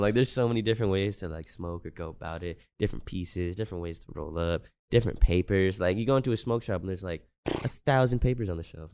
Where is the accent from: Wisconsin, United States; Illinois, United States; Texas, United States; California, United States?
Texas, United States; I'm from Texas and it's, like, kinda humid out there